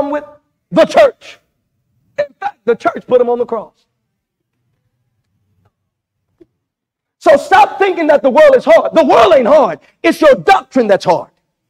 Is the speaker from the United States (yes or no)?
yes; Louisiana, United States; I'm from Louisiana